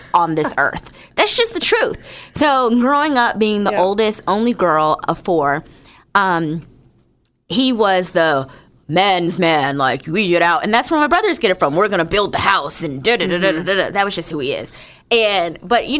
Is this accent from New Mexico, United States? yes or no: no; New Jersey, United States; moved away; also born or lived in Northern Virginia; I'm from Jersey originally